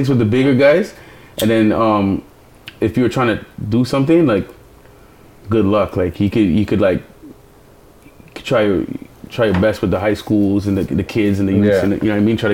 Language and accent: English; Toronto, Ontario, Canada; I'm from the East